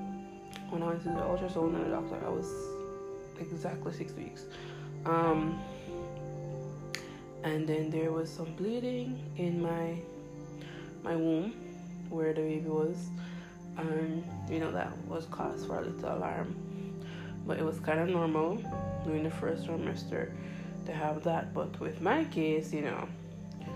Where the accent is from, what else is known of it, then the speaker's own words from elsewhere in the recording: Jamaica; I'm Jamaican, we have potholes in our road